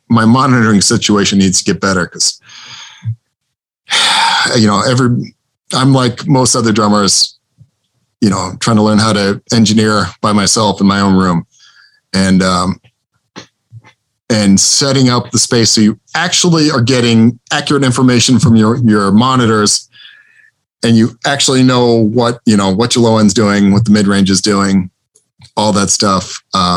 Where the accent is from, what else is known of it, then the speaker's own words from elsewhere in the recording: Bloomington, Indiana, United States; moved away; I grew up in Bloomington, Indiana